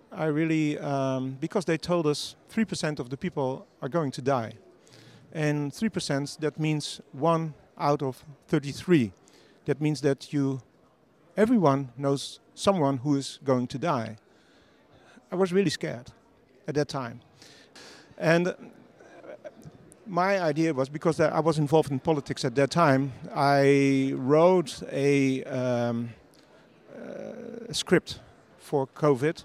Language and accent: English; Netherlands; I live in the Netherlands. I'm from the Netherlands.